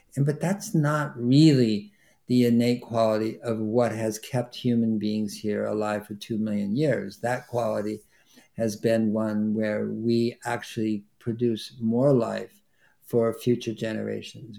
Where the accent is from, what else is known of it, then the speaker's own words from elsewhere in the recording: Berkeley, California, United States; I grew up in Berkeley, California, which is a university town